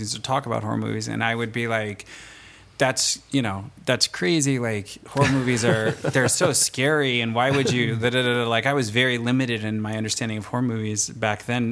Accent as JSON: {"language": "English", "town": "Fontana", "region": "California", "country": "United States", "tie": "born or raised there", "said": "I'm from Fontana, California."}